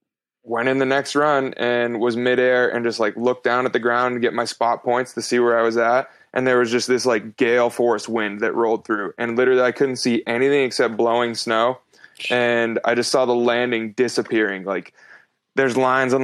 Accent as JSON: {"language": "English", "region": "East Coast", "country": "United States", "tie": "born or raised there", "moved": "yes", "lives_now": "West Coast, United States", "said": "where I grew up on the East Coast."}